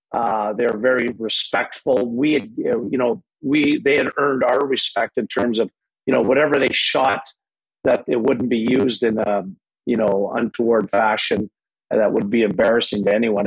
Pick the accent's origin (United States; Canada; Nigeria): Canada; Lachute, Quebec; moved away; also born or lived in Hawkesbury, Ontario; I changed my birthplace to Lachute, Quebec, because I, I grew up in Lachute.